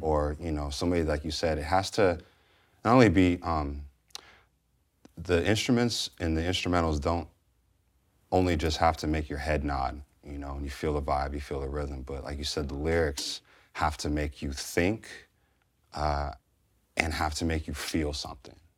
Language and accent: English; San Francisco Bay Area, California, United States; growing up in San Francisco Bay Area in the, you know, eighties and er, nineties